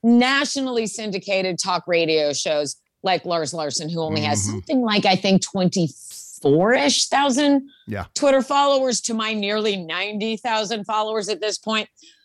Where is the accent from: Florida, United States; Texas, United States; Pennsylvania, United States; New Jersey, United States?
New Jersey, United States; now in Portland, United States; I'm originally from New Jersey, which is the most aggressive place in the entire world. And even 20 years of living here has not gotten any of the Jersey girl out of me.